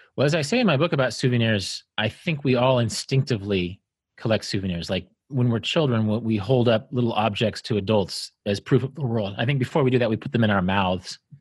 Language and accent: English; Kansas, United States; I grew up in Kansas, didn't see the ocean until I was fifteen